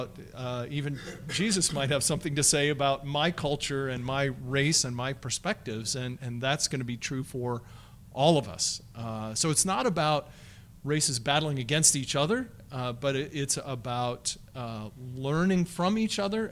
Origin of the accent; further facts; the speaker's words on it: United States; I'm white, I'm American, I've grown up in this culture